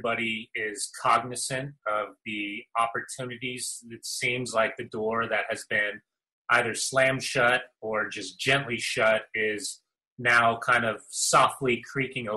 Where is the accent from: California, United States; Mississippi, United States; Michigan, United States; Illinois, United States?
California, United States; Southern; Growing up in Southern California, man, I had a coach from every country around the world